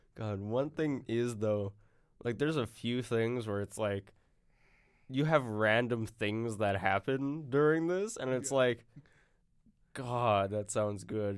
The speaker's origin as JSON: {"language": "English", "region": "Arkansas", "country": "United States", "said": "I'm from Arkansas. I'm a Razorback"}